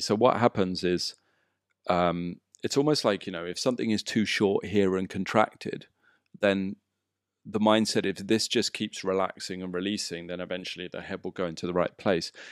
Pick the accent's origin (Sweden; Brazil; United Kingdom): United Kingdom; England; moved away as an adult; now in Bali, Indonesia; Growing up in England